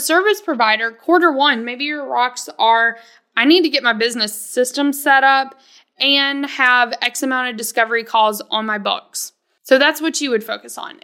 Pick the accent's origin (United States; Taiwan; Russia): United States; the South; I come from the South where you're supposed to be, like, super humble, super polite.